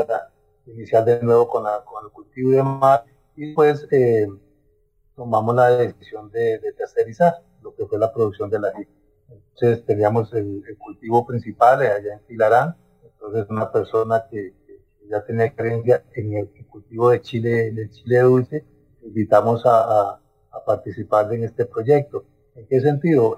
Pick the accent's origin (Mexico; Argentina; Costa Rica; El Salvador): Costa Rica; Tilarán, Guanacaste; yo soy de Tilarán